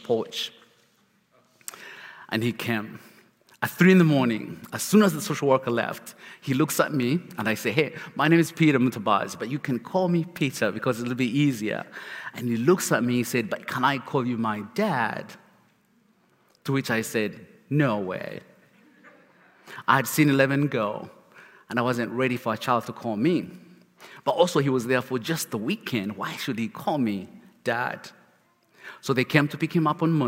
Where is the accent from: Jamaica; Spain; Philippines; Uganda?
Uganda; English is a second language; now in Charlotte, United States; As a kid, I grew up in Uganda, where life was miserable in every shape, form